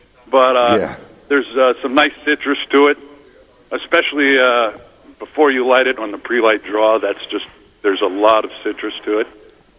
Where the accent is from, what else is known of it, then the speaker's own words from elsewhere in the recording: New York, United States; as a New Yorker